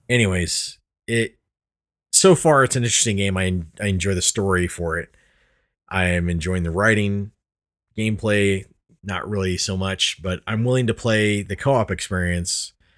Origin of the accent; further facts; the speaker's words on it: Colorado, United States; we are from Colorado